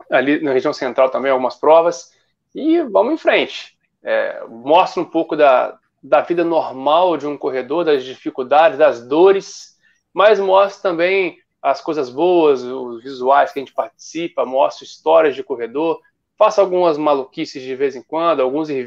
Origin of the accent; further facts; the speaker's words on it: Cataguases, Minas Gerais, Brazil; now in Rio de Janeiro, Brazil; sou mineiro de Cataguases, do interior, e não sou nascido e criado no Rio, moro no Rio a trabalho